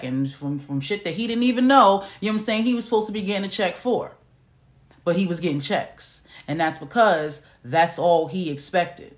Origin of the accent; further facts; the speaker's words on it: New York City, New York, United States; moved away as an adult; now in Macon, Georgia, United States; I'm from New York, okay? I'm from New York City.